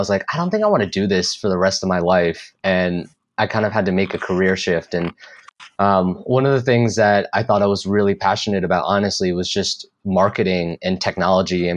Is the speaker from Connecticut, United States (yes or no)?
yes; Connecticut, United States; now in Austin, United States; I'm actually from Connecticut